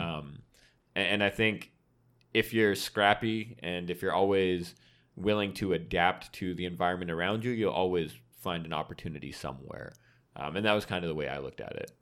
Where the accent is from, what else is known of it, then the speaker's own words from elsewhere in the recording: Vancouver, British Columbia, Canada; moved away as an adult; born and raised in Vancouver